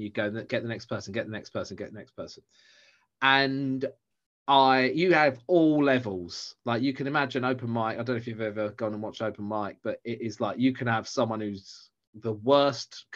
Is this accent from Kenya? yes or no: no; Southend-on-Sea, East of England, United Kingdom; I'm from Southend